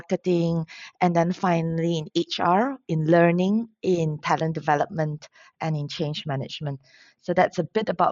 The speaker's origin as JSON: {"language": "English", "region": "Penang", "country": "Malaysia", "tie": "born or raised there", "also_born_or_lived": "Kuala Lumpur, Malaysia", "moved": "as an adult", "said": "I'm from Penang, born and raised in the lovely land of Penang"}